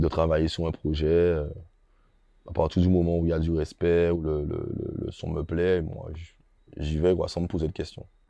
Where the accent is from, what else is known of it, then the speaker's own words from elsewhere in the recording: Guadeloupe; chez moi en Guadeloupe